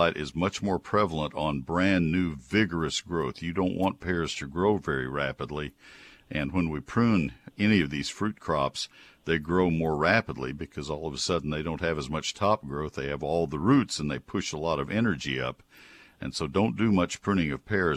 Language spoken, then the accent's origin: English; Texas, United States; also born or lived in Ohio; I grew up in Texas. My mom and dad were from Nebraska